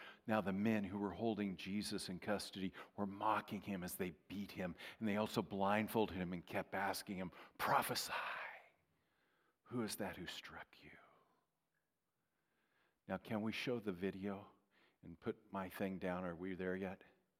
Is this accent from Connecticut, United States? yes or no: no; Strathmore, California, United States; now in Minnesota, United States; I'm from Strathmore.